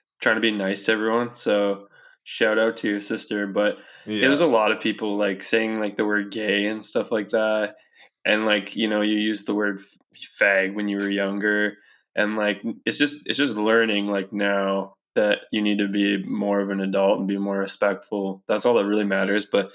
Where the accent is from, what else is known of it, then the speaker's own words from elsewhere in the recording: Castlegar, British Columbia, Canada; we're 18 year old white guys growing up in Castlegar.